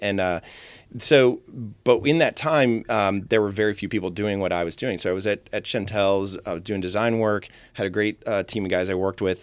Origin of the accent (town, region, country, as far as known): Tom's Brook, Virginia, United States; born or raised there; also born or lived in Fairfax, Virginia / Vienna, Virginia